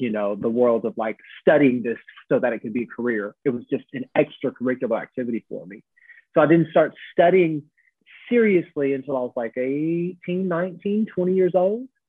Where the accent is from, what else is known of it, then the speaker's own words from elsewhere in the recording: Evansville, Indiana, United States; now in London, United Kingdom; I grew up in a town called Evansville, Indiana, in the United States of America. I'm from America, but I live in London now